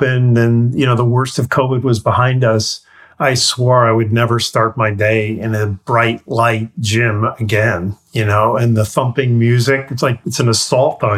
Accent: New York, United States; I grew up in New York

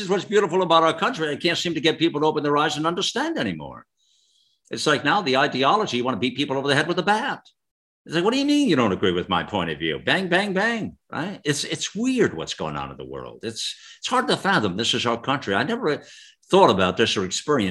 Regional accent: United States; I'm an American first

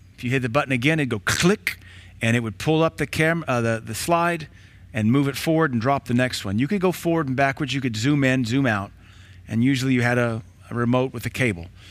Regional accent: Knoxville, Tennessee, United States; also born or lived in Baton Rouge, Louisiana; now in Cookeville, United States; We moved from Baton Rouge to Knoxville in eighty-two

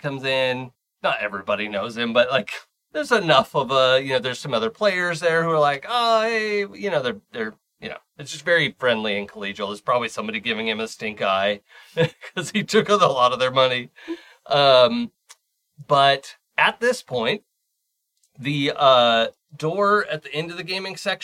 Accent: Seattle, Washington, United States; I grew up in Seattle with a monorail

